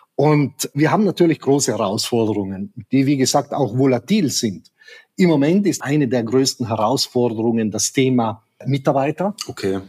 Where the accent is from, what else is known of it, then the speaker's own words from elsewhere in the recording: South Tyrol, Trentino-Alto Adige, Italy; also born or lived in Black Forest; now in Germany; Ich komme aus Südtirol, bin hineingeboren in eine Welt.